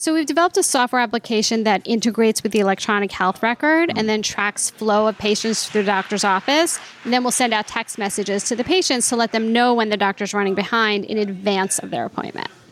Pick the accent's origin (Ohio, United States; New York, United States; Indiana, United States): New York, United States; I grew up in New York and went to NYU Med School